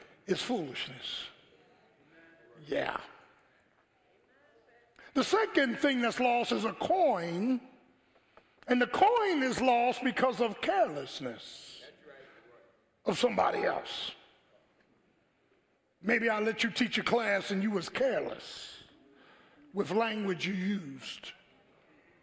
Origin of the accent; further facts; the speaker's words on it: Philadelphia, Pennsylvania, United States; growing up in South Philly, you know, in the 60s